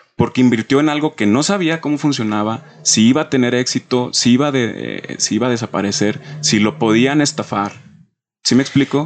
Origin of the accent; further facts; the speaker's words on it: Mexico; tenemos como mexicanos